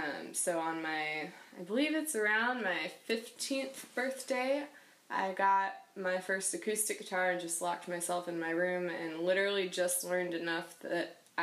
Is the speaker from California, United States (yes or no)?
no; Michigan, United States; born there; also born or lived in North Carolina / Minnesota / Wisconsin / Boston; I was born in Michigan. I've lived in North Carolina twice. I've lived in Minnesota. I've lived in Wisconsin and Boston, and now here.